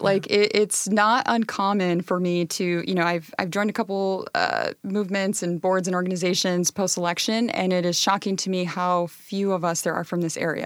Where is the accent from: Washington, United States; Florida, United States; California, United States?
Washington, United States; Pasco; I grew up in Pasco near the Hanford site